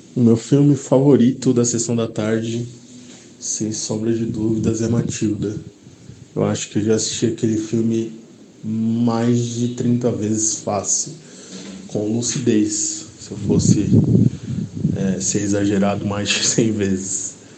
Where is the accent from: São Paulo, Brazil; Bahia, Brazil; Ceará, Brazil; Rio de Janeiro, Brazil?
Rio de Janeiro, Brazil; Campos dos Goytacazes; eu sou do interior do Rio de Janeiro, da cidade de Campos de Goitacazes